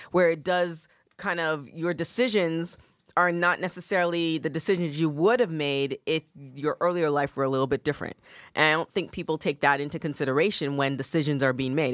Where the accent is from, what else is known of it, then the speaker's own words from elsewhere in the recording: Canada; growing up in Canada